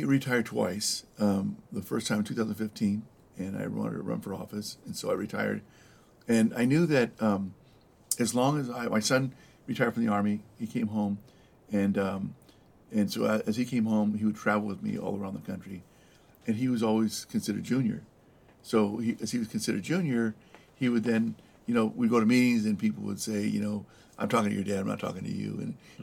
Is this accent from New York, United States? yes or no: no; El Monte, California, United States; also born or lived in East Los Angeles / Downey; I grew up in uh, San Gabriel Valley, uh, El Monte, uh, the beautiful city of El Monte, mm-hmm. Uh, and then uh, East Los Angeles as well